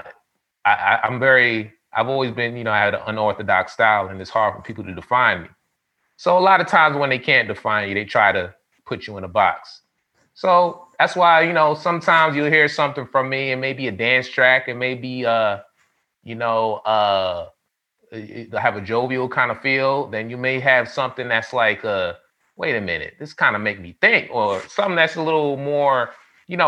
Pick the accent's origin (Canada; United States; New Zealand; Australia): United States; New York City, New York; I grew up in the hood. I'm from the Bronx, New York.